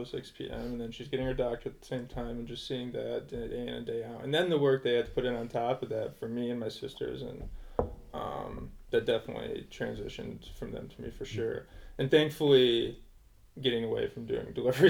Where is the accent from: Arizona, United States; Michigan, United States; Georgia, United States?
Michigan, United States; Byron Center; now in Boston, United States; I grew up in Barn Center, Michigan, just south of Grand Rapids